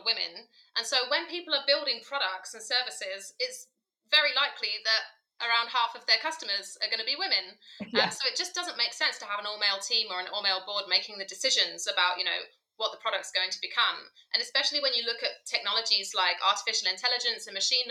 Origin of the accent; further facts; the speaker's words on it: United Kingdom; moved away as an adult; also born or lived in Bahrain; now in Berlin, Germany; you can probably hear from my accent, I'm from the UK originally